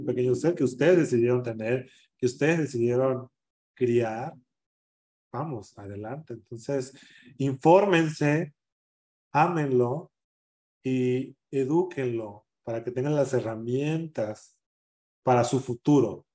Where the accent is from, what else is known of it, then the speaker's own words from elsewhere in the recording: San Jerónimo, Guerrero, Mexico; moved away as an adult; also born or lived in Acapulco / Mexico City; now in Denver, United States; cuando yo salí del pueblo, cuando fui a Acapulco, cuando yo me definí, dije, jamás, jamás vuelvo a pisar San Jerónimo